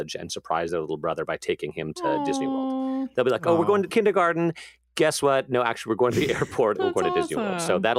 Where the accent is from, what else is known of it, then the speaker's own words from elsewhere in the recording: Amsterdam, North Holland, Netherlands; born there; I was born in Amsterdam. It's Dutch.